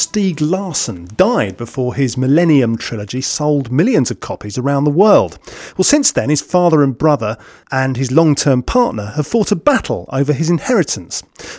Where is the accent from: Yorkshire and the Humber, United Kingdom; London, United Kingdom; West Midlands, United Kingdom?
London, United Kingdom; being a Londoner